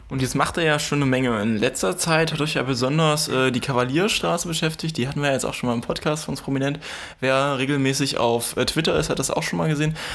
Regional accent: Hanover, Lower Saxony, Germany; moved away as an adult; now in Dessau-Roßlau, Germany; indem ich einfach in meiner Heimatstadt Hannover

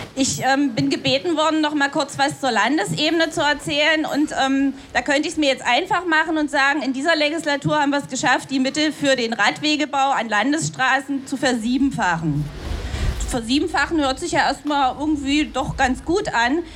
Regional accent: Dessau, Saxony-Anhalt, Germany; in Dessau, wo ich herkomme

